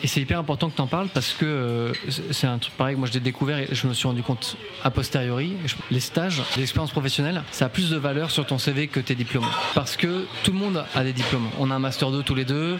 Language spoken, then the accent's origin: French; France; also born or lived in Paris; je suis un bon français